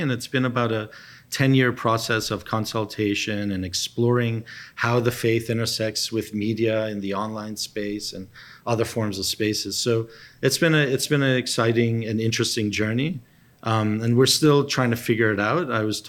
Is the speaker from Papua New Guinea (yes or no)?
yes; Papua New Guinea; I grew up with him in Papua New Guinea.